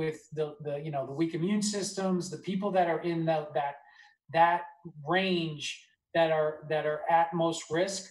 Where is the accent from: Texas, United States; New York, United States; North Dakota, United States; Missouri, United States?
New York, United States; Nassau County, Long Island; I grew up in Nassau County, which is on Long Island